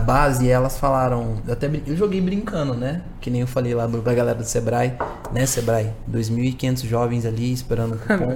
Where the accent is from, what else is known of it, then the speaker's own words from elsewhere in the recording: São Paulo, Brazil; Eu sou um jovem de quebrada cresci na Zona Norte aqui de São Paulo